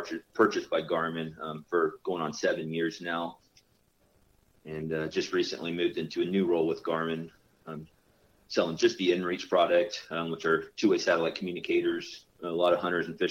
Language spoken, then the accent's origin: English; Daytona Beach, Florida, United States; moved away as an adult; was born and raised in Daytona Beach, Florida, my whole entire life until about 5 years ago was all in Florida.